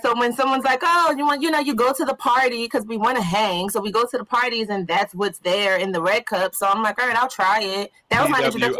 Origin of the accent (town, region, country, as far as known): Philadelphia, Pennsylvania, United States; born or raised there